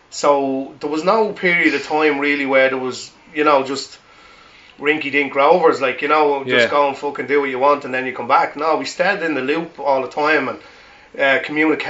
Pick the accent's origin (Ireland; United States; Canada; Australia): Ireland; I'm from Jonestown